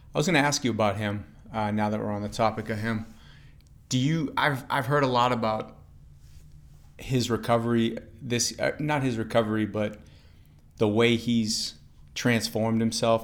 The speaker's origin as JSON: {"language": "English", "area": "outside of Boston", "region": "Massachusetts", "country": "United States", "tie": "born or raised there", "said": "I was growing up outside of Boston"}